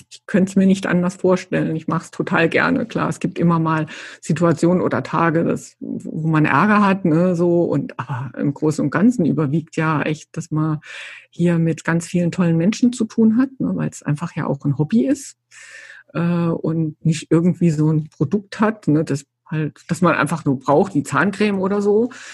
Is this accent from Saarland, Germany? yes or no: yes; Saarland, Germany; moved away; als ich damals äh, hierher gezogen bin, ich komme ja aus dem Saarland eigentlich